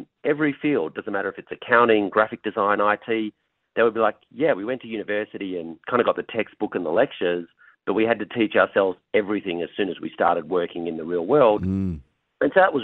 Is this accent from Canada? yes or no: no; Australia; moved away as an adult; now in California, United States; I'm based in California, but I'm originally from Australia. So I started my journey in education where I grew up in Australia